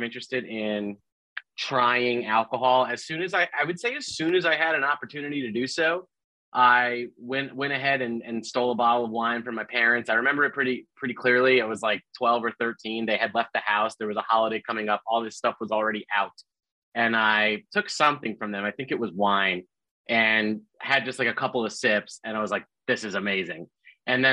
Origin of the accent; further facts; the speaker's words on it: New Jersey, United States; I was in my hometown in New Jersey where I'd grown up.